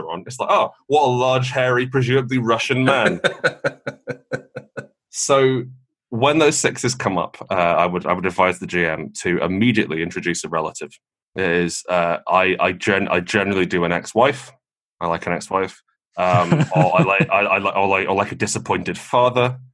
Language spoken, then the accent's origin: English; United Kingdom; I personally don't mind being British